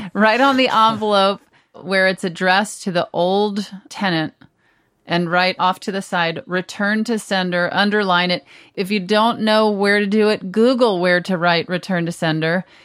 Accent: Texas, United States; moved away; I grew up part of the time in Texas

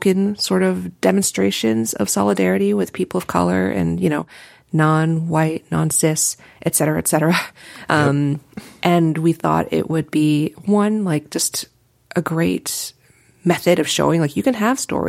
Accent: New York, United States; now in San Francisco, United States; I'm from New York, I did not ever work in New York

